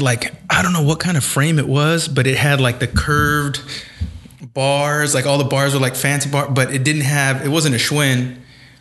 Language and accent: English; San Jose, California, United States; now in Sacramento, United States; I'm a transplant. I'm from San Jose.